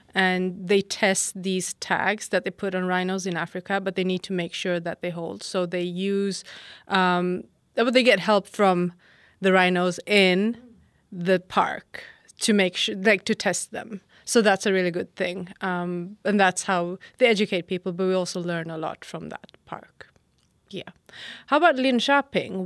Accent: Norrköping, Östergötland, Sweden; I'm from Norrköping.

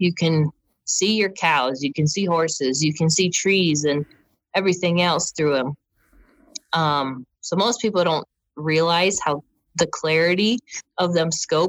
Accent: Wisconsin, United States; moved away; growing up in Wisconsin

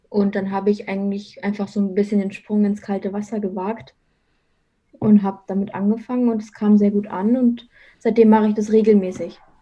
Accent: Munich area, Bavaria, Germany; now in Munich, Germany; komme gebürtig aus dem Münchner Umland

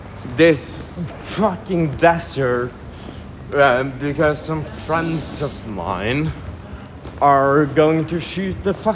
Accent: Norway; well, from Norway

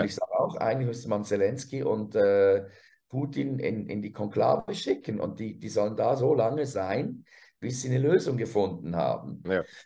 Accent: Switzerland; als Schweizer

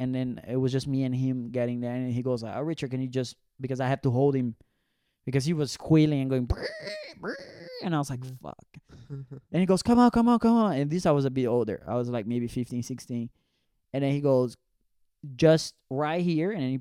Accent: Brazil; now in Zurich, Switzerland; it's so different growing up in Brazil

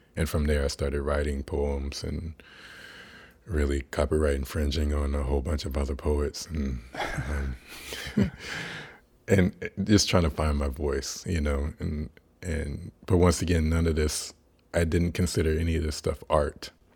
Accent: Kansas, United States; I was born in Kansas

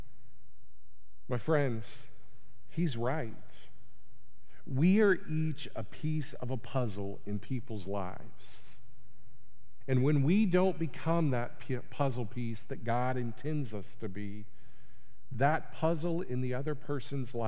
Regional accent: United States; being an American

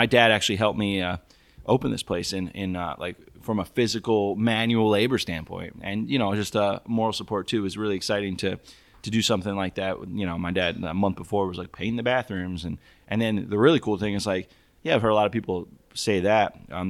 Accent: Tampa, Florida, United States; I grew up in Tampa, Florida, which is known for the Cuban sandwich.

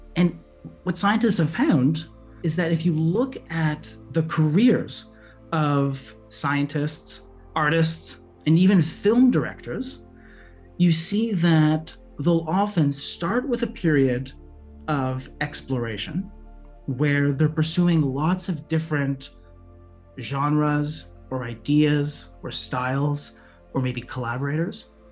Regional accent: Montreal, Quebec, Canada; moved away as an adult; also born or lived in San Diego, United States / Midwest, United States; now in Merced, United States; originally, I'm from Montreal, Canada. I went to college there

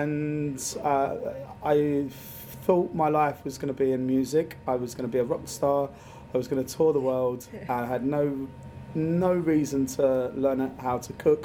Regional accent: Dartford, South East England, United Kingdom; also born or lived in Peckham / Bermondsey; I was born and raised in Dartford, so the arsehole of Kent.

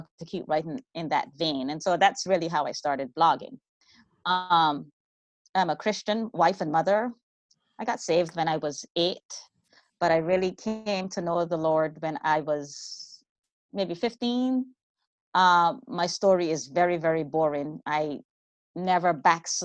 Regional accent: Bahamas; now in California, United States; I'm originally from the Bahamas

